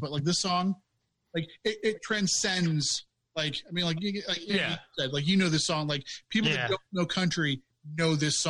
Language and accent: English; Michigan, United States; also born or lived in Green Bay, Wisconsin; I grew up when I moved from Green Bay, Wisconsin to Michigan, middle of the country. Like not a house around me. Our nearest neighbor was about a mile away.